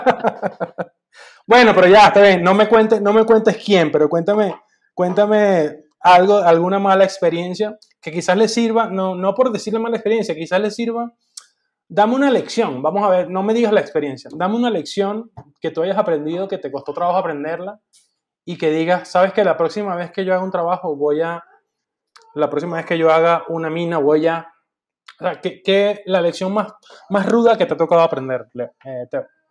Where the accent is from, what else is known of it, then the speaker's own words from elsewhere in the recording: Venezuela; moved away; en el 2000 salí de Venezuela